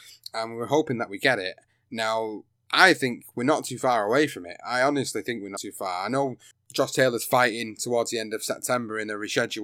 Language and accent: English; United Kingdom; British fight fan